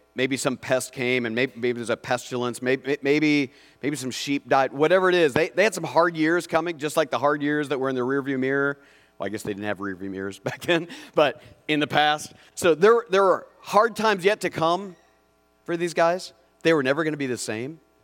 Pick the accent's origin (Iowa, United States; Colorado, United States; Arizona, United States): Iowa, United States; Mitchell County; I was born in the Mitchell County Hospital, Mitchell County Memorial Hospital